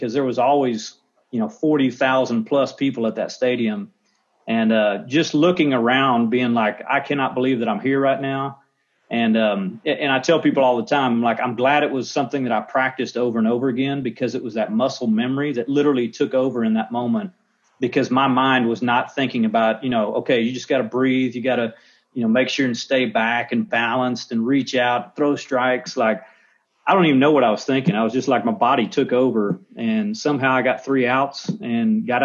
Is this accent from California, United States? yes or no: no; Texas, United States; I grew up in Texas